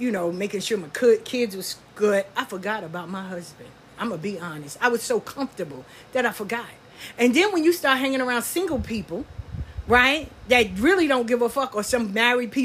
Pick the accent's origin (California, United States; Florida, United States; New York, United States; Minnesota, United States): New York, United States; also born or lived in the American South; I'm from the South, but I grew up in New York, too